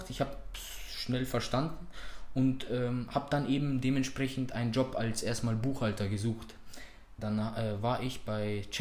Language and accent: German; Munich, Bavaria, Germany; ich bin hier in München geboren und aufgewachsen, Münchner Norden.